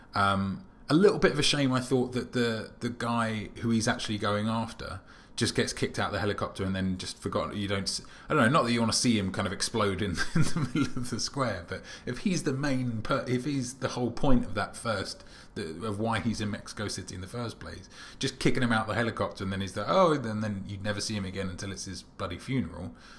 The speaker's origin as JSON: {"language": "English", "country": "United Kingdom", "said": "as a British person"}